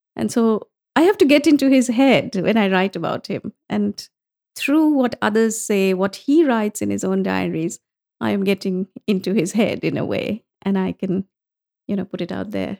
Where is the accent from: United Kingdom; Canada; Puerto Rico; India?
India; growing up in India, it was all the classics.